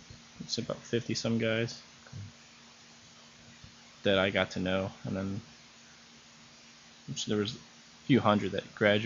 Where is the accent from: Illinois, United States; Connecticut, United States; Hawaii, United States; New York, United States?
Illinois, United States; Chicago; also born or lived in Elmwood Park / River Grove; I was born here in Chicago, lived in the suburbs of Chicago, and then we moved to Elmwood Park. My parents are from Italy. They're born and raised there, and they moved out here.